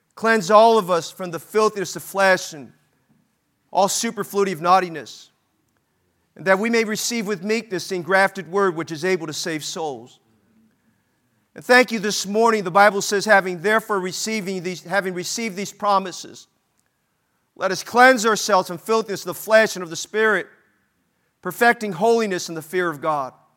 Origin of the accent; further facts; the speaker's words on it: Oakland, California, United States; We moved to a different part of Oakland.